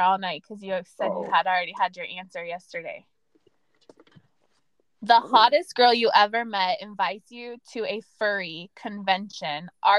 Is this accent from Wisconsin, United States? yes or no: no; California, United States; now in Maryland, United States; I'm from Cali.